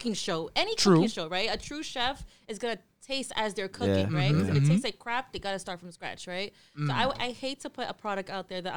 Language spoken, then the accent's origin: English; New York City, New York, United States; I was born and raised in Brooklyn, New York. Bushwick